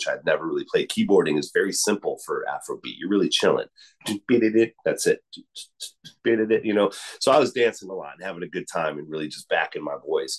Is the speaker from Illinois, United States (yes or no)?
yes; Chicago, Illinois, United States; moved away as an adult; now in Humboldt County, United States; I was born and raised in Chicago, Illinois, and moved to California by 1996.